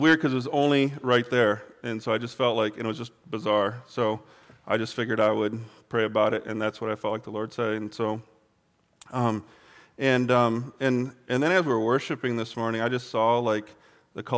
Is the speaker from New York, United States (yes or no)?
no; Michigan, United States; moved away; where I grew up in Michigan, it's pretty flat